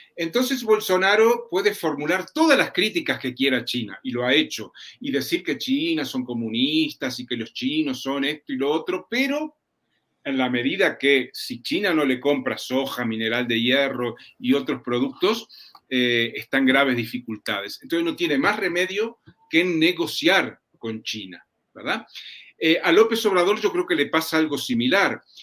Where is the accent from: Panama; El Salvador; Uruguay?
Uruguay; en mi país, en Uruguay